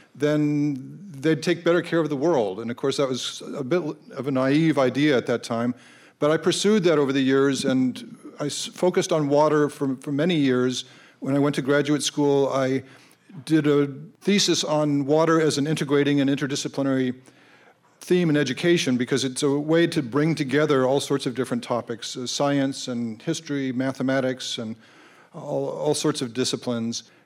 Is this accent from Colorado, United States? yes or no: yes; Colorado, United States; moved away; I grew up in Colorado